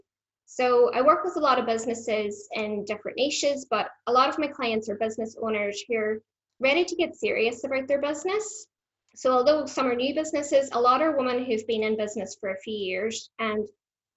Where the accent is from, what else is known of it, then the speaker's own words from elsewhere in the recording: Ireland; moved away as an adult; now in Brisbane, Australia; I was born in the Green Isle, which may be obvious to most people. It's, you know, not a mellow accent, so I do tend to stand out.